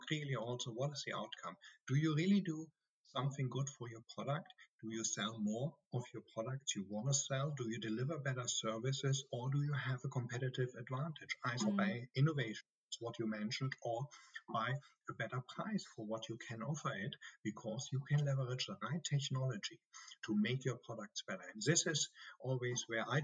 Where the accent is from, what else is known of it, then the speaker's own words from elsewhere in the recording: Germany; accent: German; English is a second language; also born or lived in United States; I'm a German, as you can hear from my strong accent